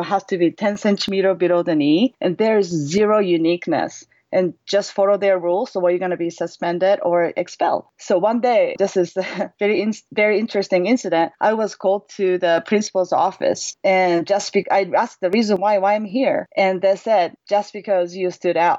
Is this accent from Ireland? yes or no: no; Osaka, Japan; English is a second language; moved away as an adult; now in Lake Tahoe, United States; I was born and raised in Osaka, Japan. And I came to the United States during my sophomore year in college, and then pretty much I never left ever since. And I'm currently living in Lake Tahoe with my family